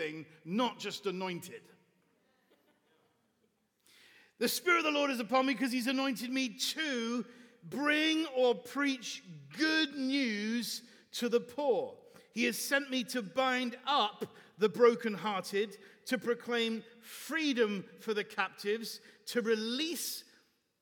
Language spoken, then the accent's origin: English; Bath, South West England, United Kingdom; moved away as an adult; now in Chicago, United States; in the wonderful city of Bath. This is my hometown, so it's very, very dear to my heart